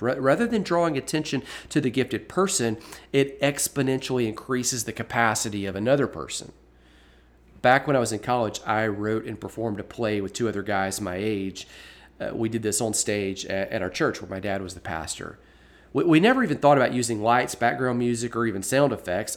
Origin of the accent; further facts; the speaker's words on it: Birmingham, Alabama, United States; my hometown of Birmingham